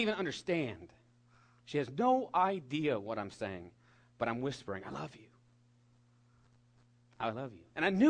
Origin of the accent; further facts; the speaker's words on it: California, United States; We have redwood trees in my home state that grow 300 feet tall